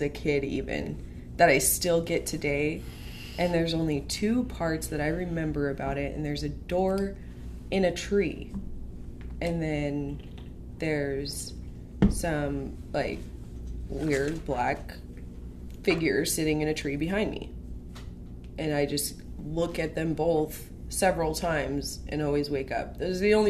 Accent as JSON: {"language": "English", "town": "Wellpinit", "region": "Washington", "country": "United States", "tie": "born or raised there", "moved": "yes", "said": "I grew up on the Spokane Indian Reservation, Wellpinit, Washington, a.k.a. Bumfuck Nowhere"}